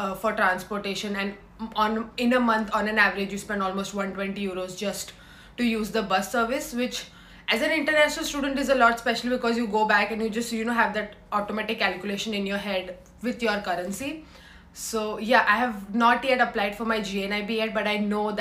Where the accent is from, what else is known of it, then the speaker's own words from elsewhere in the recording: India; moved away as an adult; now in Dublin, Ireland; I'm from India and I live in Griffith Hall of Residency